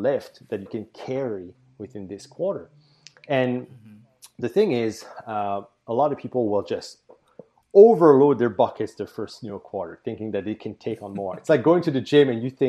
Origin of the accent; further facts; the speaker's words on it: New Brunswick, Canada; first language French; English is a second language; I'm in New Brunswick, Canada, right? So yes. I'm in the Maritimes. Yeah. You might notice my French is actually my first language.